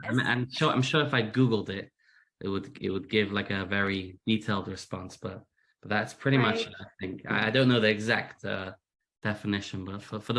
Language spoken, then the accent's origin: English; Manchester, North West England, United Kingdom; accent: British; now in United States; I am, as you can hear from my accent, British. I'm originally from Manchester. My accent's become a little American recently. That's what happens when your wife and kids are all American.